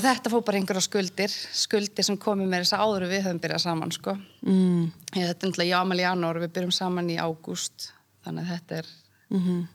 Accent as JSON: {"language": "Icelandic", "town": "Reykjavík", "region": "Capital Region", "country": "Iceland", "tie": "born or raised there", "also_born_or_lived": "Odense, Denmark / Siglufjörður (ancestry) / Ólafsfjörður (ancestry)", "said": "ég er ættu frá Siglufjörðu og Ólusverði en ég var alltaf okay. búið í Reykjavík"}